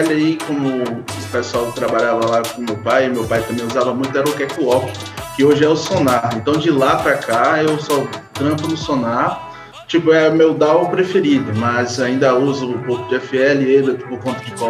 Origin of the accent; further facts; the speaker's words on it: Itabuna, Bahia, Brazil; Então, galera, eu sou de Itabuna, Bahia.